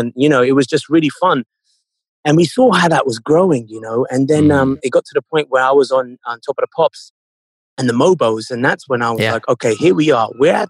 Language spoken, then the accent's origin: English; United Kingdom; because yes, I'm British, and because of that, I was, you know, influenced by a lot of things in mainstream culture like R&B and hip hop, but also growing up in an Indian household